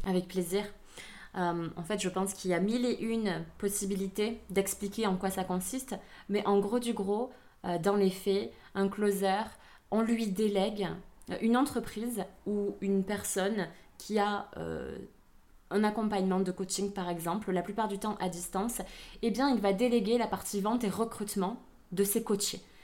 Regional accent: Aveyron, Occitania, France; accent: southern French; also born or lived in Vietnam; J'ai vécu euh, donc toute mon enfance et mon adolescence en Aveyron

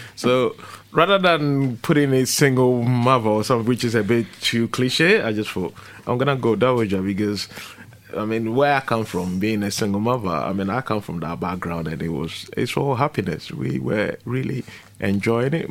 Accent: Ghana; now in London, United Kingdom; I come from Ghana

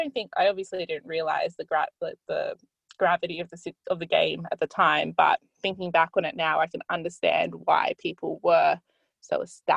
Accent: Australia; now in London, United Kingdom; we're Australian.

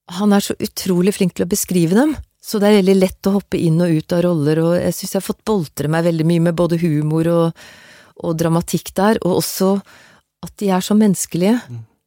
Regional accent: Stabekk, Akershus, Norway; also born or lived in Gjelleråsen, Nittedal; Jeg vokste opp på Stabekk med foreldre som var fra Ullevål Hageby og Sogn Haveby

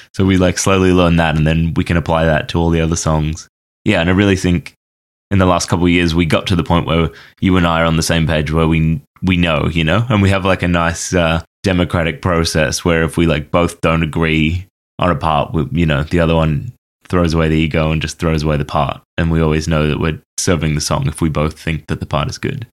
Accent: Australia; moved away as an adult; also born or lived in Banff, Canada; now in Toronto, Canada; I grew up in Australia, and then when I was eighteen, moved to Canada

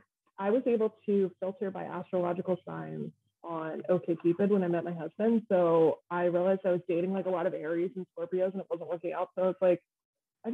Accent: Downingtown, Pennsylvania, United States; also born or lived in Philadelphia, Pennsylvania / Coatesville, Pennsylvania; I'm from Downingtown.

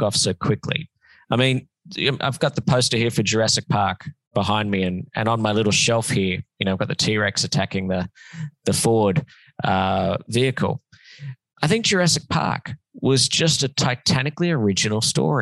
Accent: Sydney, New South Wales, Australia; moved away as an adult; now in Los Angeles, United States; I lived in Sydney for a long time

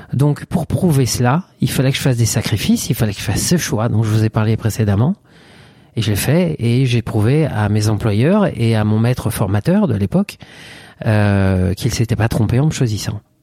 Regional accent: Reims, Grand Est, France; moved away as an adult; also born or lived in Paris; j'étais confortablement installé dans un poste de coiffeur en province, à Reims, qui est ma région d'origine

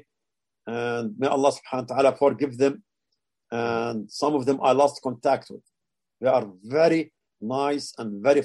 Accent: Qalqilya, West Bank, Palestine; moved away as an adult; also born or lived in Jerusalem / Amman, Jordan / Tulkarem; For my family, I am from a town, a unique town. It's called Qalqilia

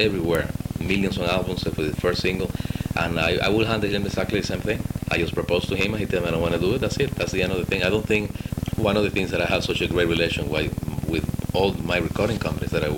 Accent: Cuba; English is a second language; also born or lived in Spain; now in Miami, United States; I grew up in Cuba, and then I live in Spain for many years, so my English is my second language

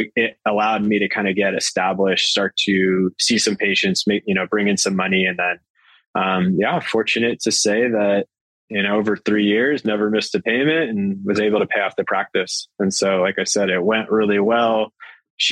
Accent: Arizona, United States; moved away as an adult; now in San Diego, United States; I'm from Arizona, and that's what you do. We're zonies

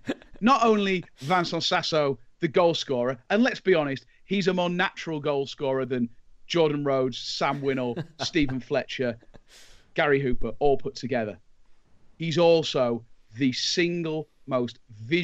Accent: England, United Kingdom

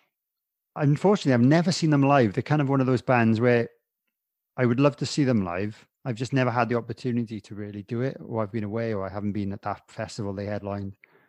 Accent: Wales, United Kingdom; being a Welshman

